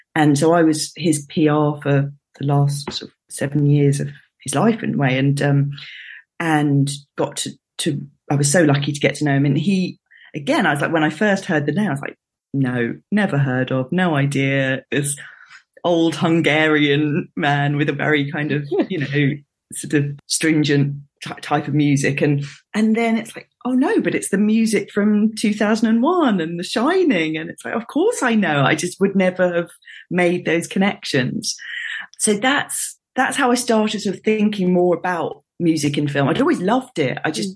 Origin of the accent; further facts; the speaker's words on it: London, United Kingdom; I was born in London, grew up in London, stayed in London for for university